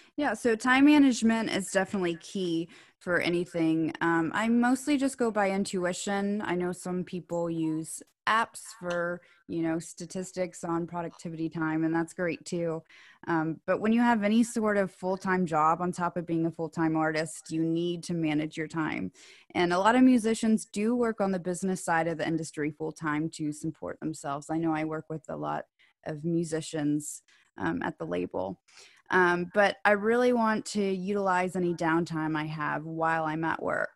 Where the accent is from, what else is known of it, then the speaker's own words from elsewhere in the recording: Knoxville, Tennessee, United States; also born or lived in Alabama; now in Nashville, United States; I was born in Alabama, and I grew up in Knoxville.